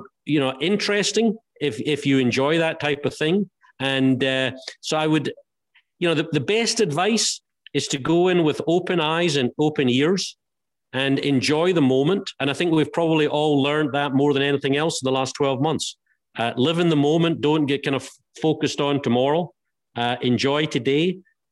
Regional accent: Helensburgh, Scotland, United Kingdom; I started playing golf when I was seven at a golf course called Helensburgh Golf Club, which was literally diagonally across the street from our family home

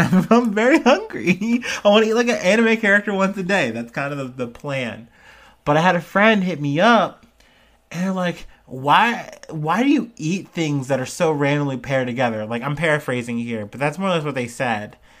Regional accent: United States; as an American

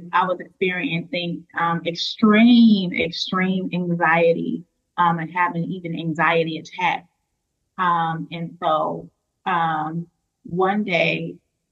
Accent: Chicago, Illinois, United States; now in Schaumburg, United States; I'm originally from Chicago.

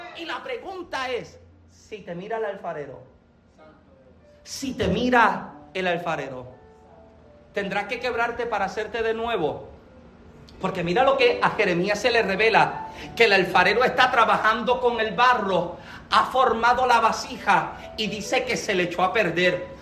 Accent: Puerto Rico; moved away as an adult; yo soy boricua

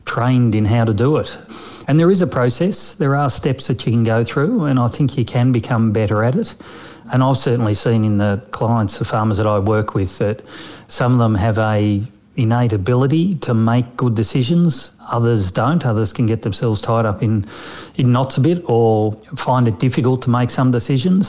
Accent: Melbourne, Victoria, Australia; I was actually from Melbourne

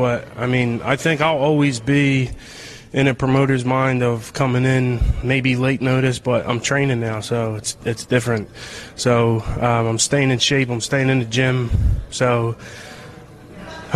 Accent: Philadelphia, Pennsylvania, United States; in front of my hometown crowd and my family and my fans

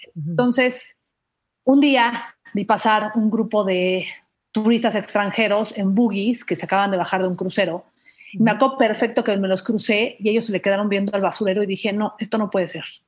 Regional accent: Mérida, Yucatán, Mexico; now in Mexico City, Mexico; yo crecí toda mi vida en Mérida

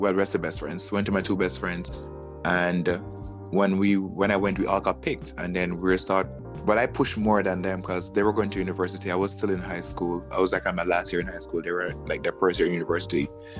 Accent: Jamaica; also born or lived in Kingston, Jamaica / Miami, United States; now in New York, United States; I'm literally a country boy from Jamaica. I'm literally from the country. I was born in Kingston, as which everybody else born in Kingston, because that's where everybody went to go give birth. I grew up in Kingston until I was five or four years old.

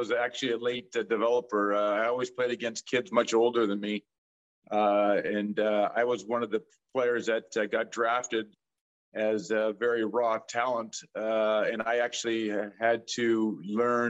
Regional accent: Edmonton, Alberta, Canada; moved away as an adult; also born or lived in New York; I grew up in Edmonton, Alberta.

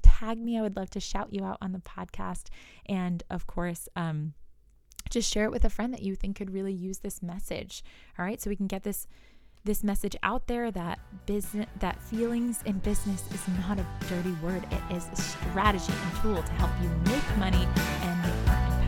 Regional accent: New York, United States; I'm from New York, so I say you guys

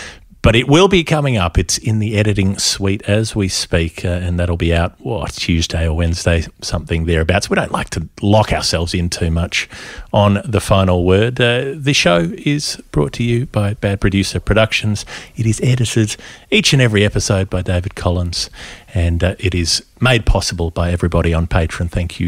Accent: Queensland, Australia; as a Queenslander

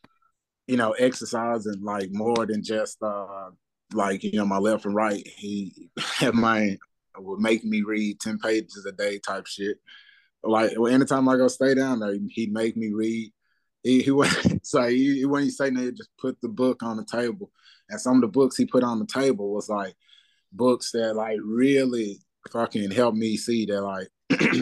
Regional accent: Memphis, Tennessee, United States; I'm coming from Memphis

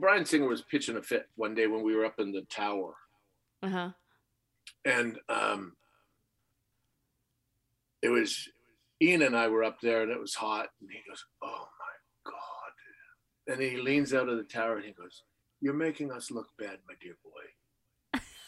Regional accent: Canada; growing up in Canada

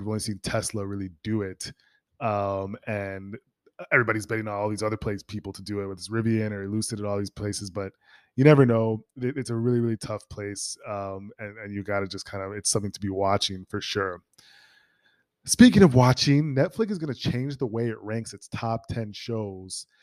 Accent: Minnesota, United States; moved away; Minnesota, my hometown

